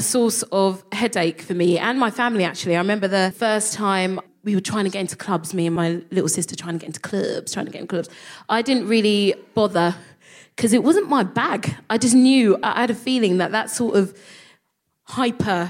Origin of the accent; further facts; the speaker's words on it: London, United Kingdom; I would call myself a Nigerian Londoner because I felt like London was such, that was my identity